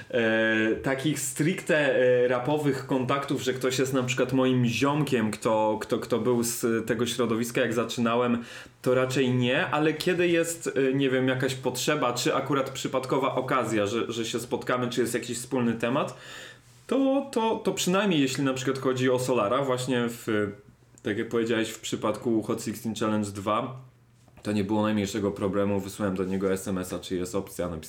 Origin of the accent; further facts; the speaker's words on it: London, United Kingdom; born there; zresztą ja się urodziłem w Londynie i przez parę lat tam mieszkałem, także, e, także ten angielski no, no jakoś tam też ogarnął